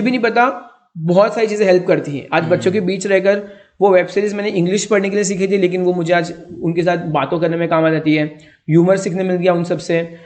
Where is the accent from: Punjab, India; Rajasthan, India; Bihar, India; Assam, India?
Rajasthan, India; Nadol; जब हम क्रिकेट खेलते थे ना हमारे गांव में